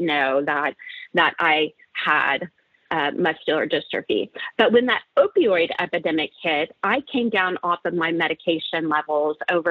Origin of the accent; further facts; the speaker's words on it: Oklahoma, United States; moved away as an adult; also born or lived in San Francisco Bay Area, California; I'm originally from the Oklahoma area